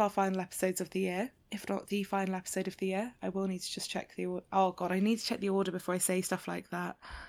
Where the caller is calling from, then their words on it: London, United Kingdom; I'm joining you from London, where it is absolutely pouring with rain and incredibly miserable, generally November-y weather.